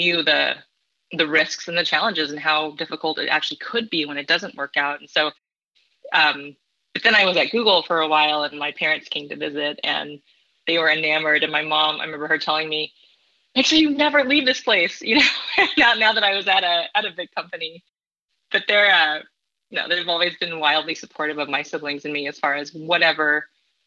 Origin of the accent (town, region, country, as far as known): San Diego, California, United States; born or raised there; moved away as an adult; also born or lived in Davenport, Iowa / Bay Area, California; now in Midwest, United States